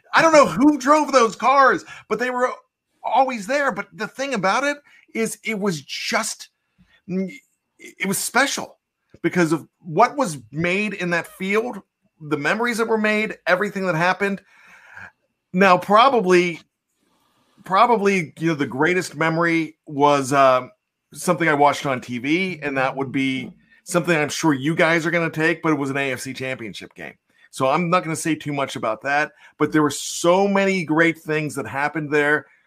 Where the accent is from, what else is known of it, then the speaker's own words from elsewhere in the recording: Pittsburgh, Pennsylvania, United States; I grew up on Three River Stadium